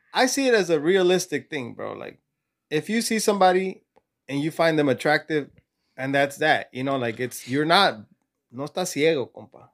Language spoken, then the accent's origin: English; California, United States; also born or lived in Mexico; I was born and raised in California